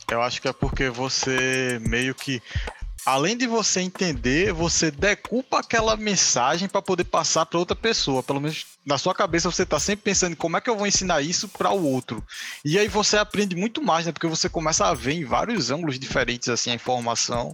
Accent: Jaboatão dos Guararapes, Pernambuco, Brazil; also born or lived in Recife; Eu não saí de Pernambuco, mas eu também saí do Recife. Voltei para Jaboatão

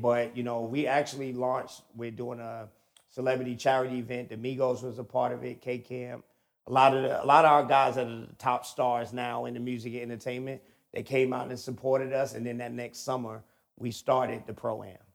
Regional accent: New York, United States; moved away; I'm originally from New York. Um, so I grew up, ball was in my hand from birth

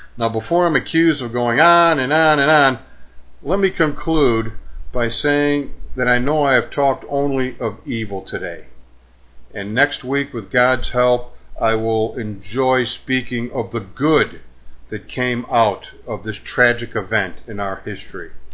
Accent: United States; my country, the USA

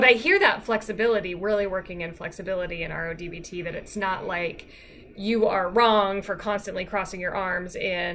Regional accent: Virginia, United States; I'm from Virginia

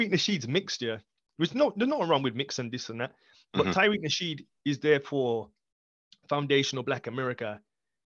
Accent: England, United Kingdom; I'm a native now of England because I'm native to here and I was born here.

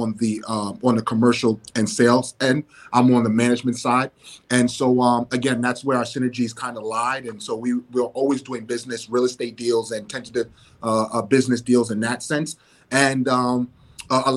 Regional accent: New York City, New York, United States; Bronx born and raised

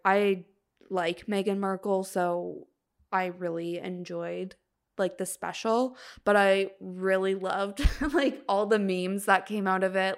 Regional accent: Canada; we're Canadian

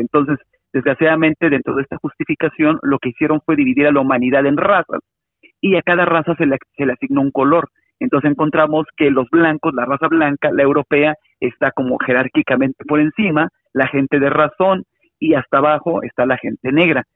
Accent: Mexico City, Mexico; soy este un afromexicano de la Ciudad de México

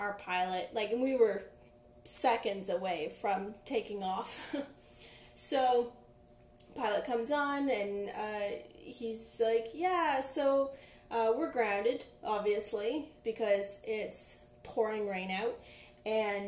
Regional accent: Ottawa, Ontario, Canada; moved away as an adult; now in Victoria, Canada; I was from Ottawa. I've lived there most of my life. I moved to Victoria, BC last May

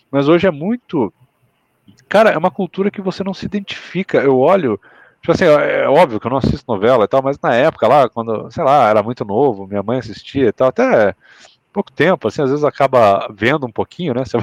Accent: Mato Grosso, Brazil; now in Paraná, Brazil; eu sou um cara que mora no sul, eu vim do Mato Grosso, mas eu moro no Paraná

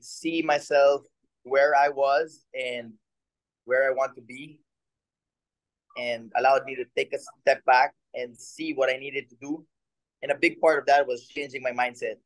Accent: Philippines; moved away as an adult; now in Japan; my hometown, with my in front of my people

